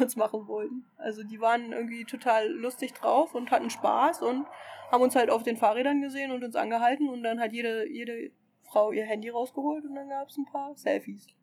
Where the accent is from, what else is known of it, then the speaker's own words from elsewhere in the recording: Germany; ich komme aus Deutschland